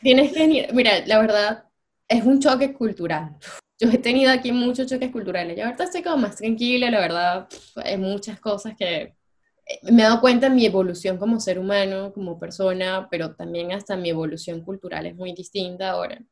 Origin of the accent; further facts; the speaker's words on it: Venezuela; moved away as an adult; como venezolanos nosotros